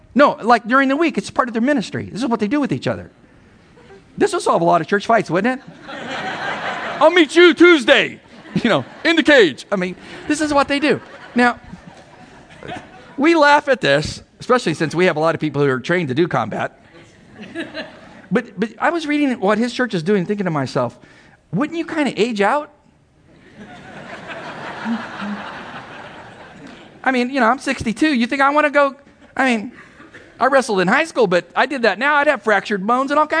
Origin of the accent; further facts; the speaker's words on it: San Diego, California, United States; I'm from San Diego